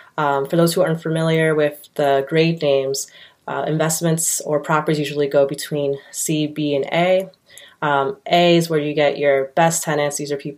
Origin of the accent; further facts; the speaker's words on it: New Jersey, United States; I grew up in Central Jersey, about 30 minutes south of South Amboy, where everything was driving.